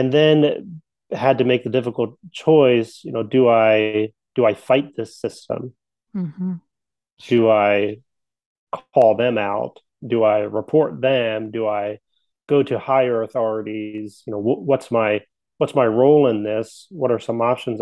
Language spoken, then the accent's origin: English; coal region of Pennsylvania, United States; I grew up in Pennsylvania. So the coal region of Pennsylvania, mountains of Pennsylvania.